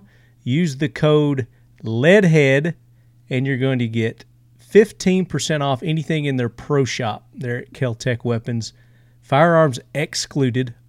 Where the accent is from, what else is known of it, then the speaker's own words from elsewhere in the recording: Tennessee, United States; accent: Southern; I'm from Tennessee. In case you couldn't tell by my accent.